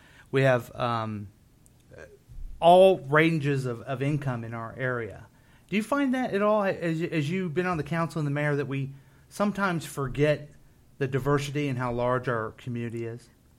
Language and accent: English; Independence, Missouri, United States; as I grew up in Independence, mm-hmm. we're only second generation.